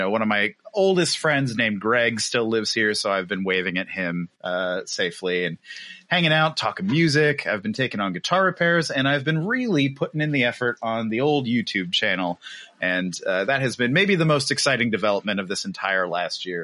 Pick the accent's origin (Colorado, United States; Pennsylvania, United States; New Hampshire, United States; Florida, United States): Pennsylvania, United States; York; also born or lived in Long Beach, California; we used to live in Long Beach, California. And in November, we moved back to my hometown of York, Pennsylvania